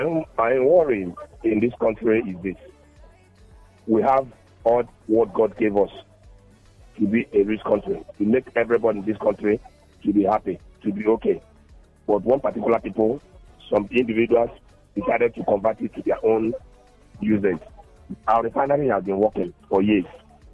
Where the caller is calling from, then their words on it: Lagos, Nigeria; I'm calling from Yaba.